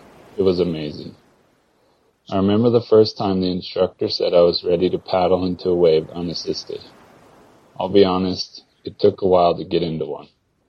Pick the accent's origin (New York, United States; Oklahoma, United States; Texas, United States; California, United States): California, United States; Mammoth Lakes; Growing up in Mammoth Lakes, a town in the Sierra Nevada mountains of California, I was lucky enough to learn how to ski around the same time that I learned how to walk.